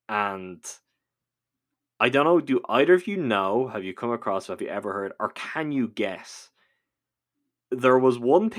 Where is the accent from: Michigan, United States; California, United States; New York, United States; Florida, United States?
California, United States; I grew up in Southern California, and at night you could hear them howling sometimes